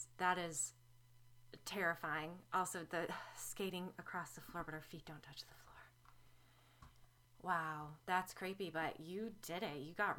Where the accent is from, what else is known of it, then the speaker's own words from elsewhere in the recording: Manlius, New York, United States; I grew up in Manlius, New York, so I graduated in... let me think, 1997 from FM.